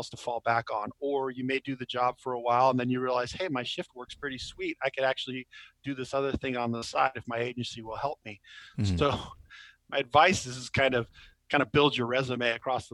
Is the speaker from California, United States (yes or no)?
yes; California, United States; I'm from California